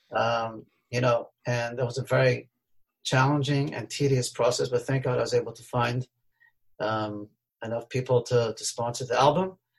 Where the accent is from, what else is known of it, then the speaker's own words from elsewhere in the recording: Melbourne, Victoria, Australia; I grew up in Melbourne, Australia.